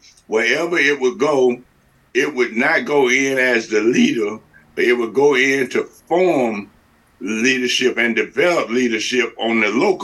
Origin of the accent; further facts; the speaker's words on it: Chattanooga, Tennessee, United States; I grew up in Chattanooga, Tennessee.